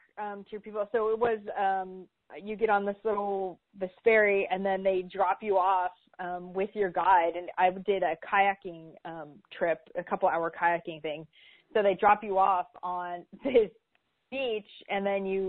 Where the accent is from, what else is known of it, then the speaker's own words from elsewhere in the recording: San Francisco, California, United States; I'm from San Francisco